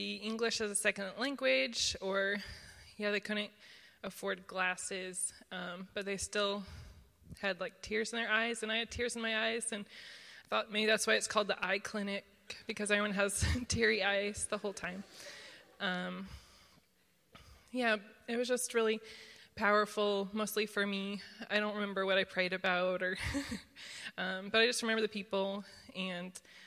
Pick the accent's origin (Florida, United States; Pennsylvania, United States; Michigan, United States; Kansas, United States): Kansas, United States; moved away as an adult; also born or lived in East Coast / China; now in Bay Area, United States; I'm originally from Kansas